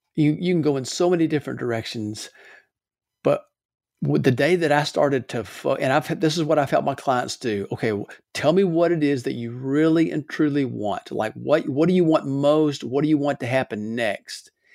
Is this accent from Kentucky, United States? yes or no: yes; Louisville, Kentucky, United States; now in Alabama, United States; I'm from Louisville originally.